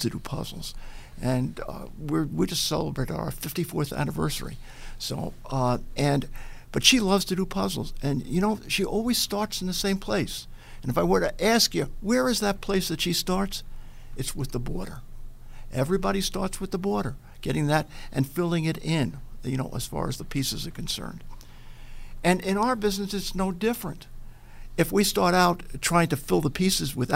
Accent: Little Neck, New York, United States; now in Buffalo, United States; I grew up in Long Island in Little Neck.

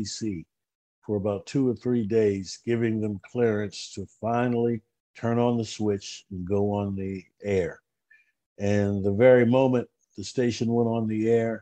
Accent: Pittsburgh, Pennsylvania, United States; moved away as an adult; I grew up in a radio family. My dad was a DJ in my hometown, Pittsburgh.

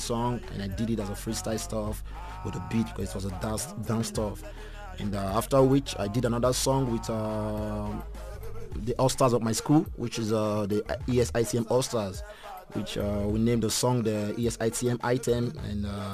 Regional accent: Benin City, Edo, Nigeria; moved away as an adult; now in South Africa; I was born in Benincity. I grew up there

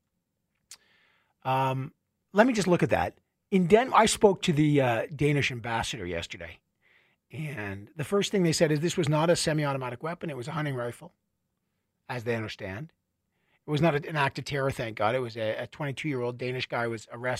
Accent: Canada; I am Canadian and I love this beautiful country, everything about it.

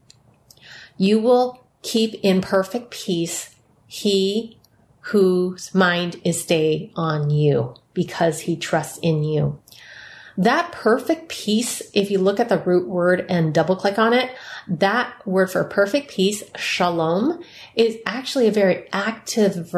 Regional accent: San Francisco, California, United States; San Francisco Chinatown, where I was born

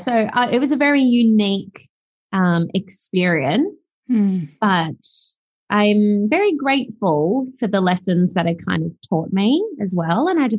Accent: Australia; accent: Australian; also born or lived in South Africa; I started kindergarten here in Australia. And I just remember instantly mimicking the Australian accent, instantly, like on day one.

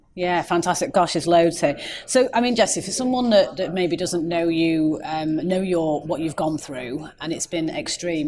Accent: Manchester, North West England, United Kingdom; I'm a Mancunian

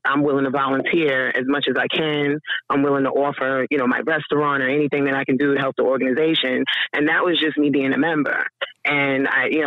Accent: New York City, New York, United States; moved away; I'm originally from Queens, so that was like a melting pot of diversity and things that went on

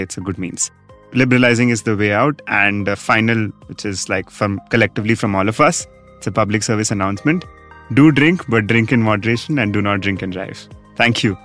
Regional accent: Rajasthan, India; my home state, Rajasthan

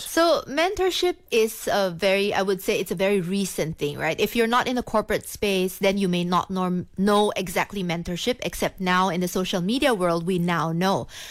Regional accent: Philippines; moved away as an adult; also born or lived in Singapore; now in Kuala Lumpur, Malaysia; I was born in the Philippines, uh, from a Chinese family

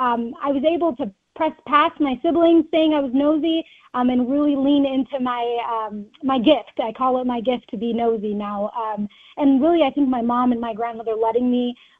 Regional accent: Rochester, Minnesota, United States; moved away as an adult; now in Minneapolis, United States; growing up in Rochester

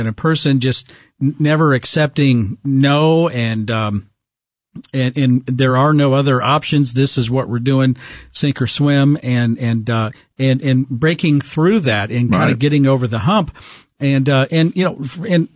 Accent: Topeka, Kansas, United States; I was born and raised in Topeka

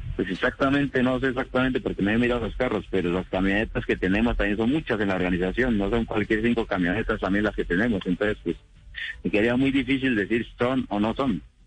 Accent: Colombia; A nosotros nos afecta como colombianos, todo porque igual somos colombianos

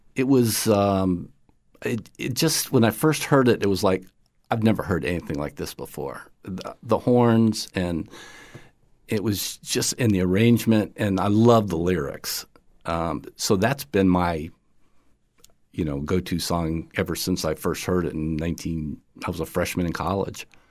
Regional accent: upstate New York, United States; now in Florida, United States; I grew up in the 60s uh, in uh, upstate New York

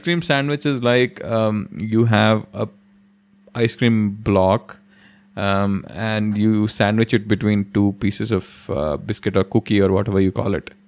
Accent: Delhi, India; When we were kids in Delhi, when we were growing up in Delhi

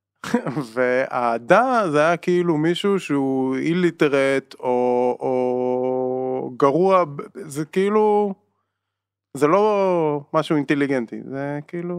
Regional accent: Israel; בתור ישראלים

